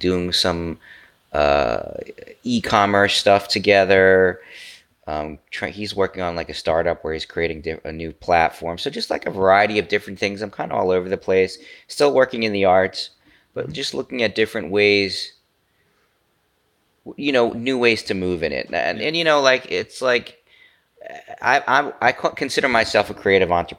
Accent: United States; I'm an American

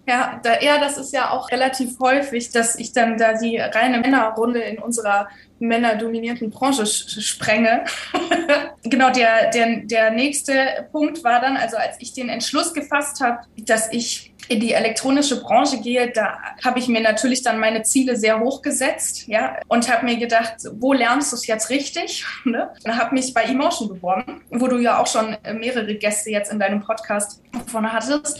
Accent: Düsseldorf, North Rhine-Westphalia, Germany; moved away as an adult; now in Cologne, Germany; ich komme aus Düsseldorf

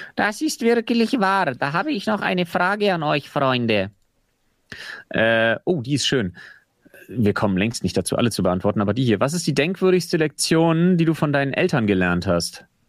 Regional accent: Berlin, Germany; dass ich mich als Berliner so ein bisschen in den Stadtpatriotismus äh, zurückflüchten kann

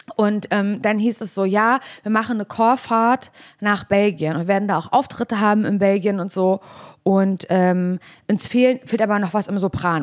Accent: Parchim, Mecklenburg-Vorpommern, Germany; ich aus Parchim, er ist 88 geboren, ich 89. Wir haben beide in der Platte gewohnt

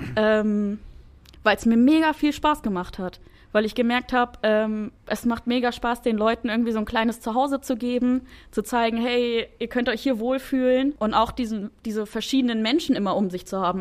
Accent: Wolfsburg, Lower Saxony, Germany; moved away; ich bin in Wolfsburg, Wolfsburg groß geworden

